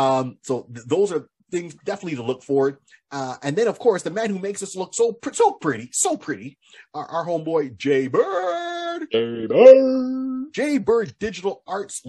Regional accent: Canada; we're Canadian

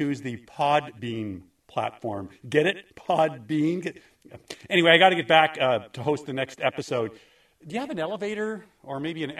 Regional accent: Kawartha Lakes, Ontario, Canada; Just go with Kawartha Lakes. Great place. Great stories.

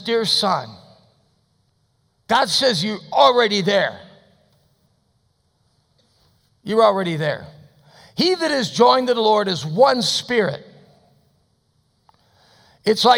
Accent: United States; as an American

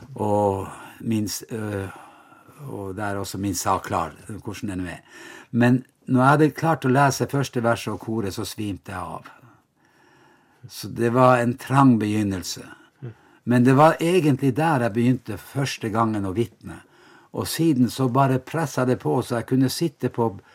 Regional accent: Vestre Jakobselv, Finnmark, Norway; så er jeg jo da fra Vestre Jakobselv, en liten bygd ved Vadsø

